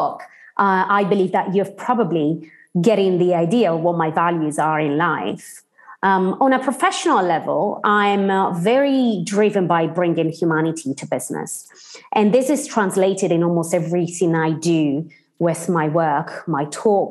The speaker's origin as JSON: {"language": "English", "region": "Sardinia", "country": "Italy", "tie": "born or raised there", "also_born_or_lived": "Cambridge, United Kingdom", "second_language": "English", "moved": "as an adult", "said": "I'm precisely from Sardinia. I grew up in the Sardinian countryside until I was 19 years old."}